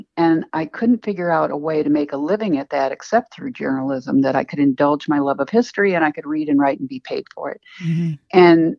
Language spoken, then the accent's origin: English; Ohio, United States; moved away as an adult; also born or lived in Chicago, Illinois / Abilene, Texas / Austin, Texas; I grew up in Ohio